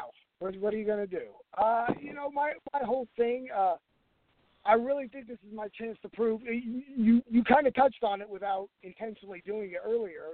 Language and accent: English; California, United States; Growing up in California, it was a WWF territory.